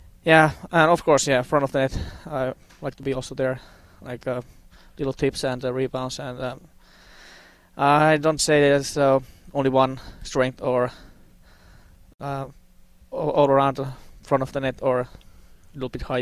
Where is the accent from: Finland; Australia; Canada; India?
Finland; English is a second language; moved away as an adult; also born or lived in Russia / Sweden; now in Las Vegas, United States; I'm from Finland